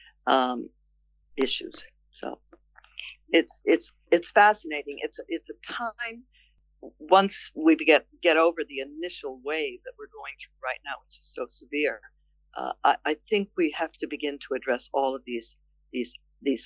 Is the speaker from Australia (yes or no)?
no; outside of Boston, Massachusetts, United States; as a young girl in growing up outside of Boston, Massachusetts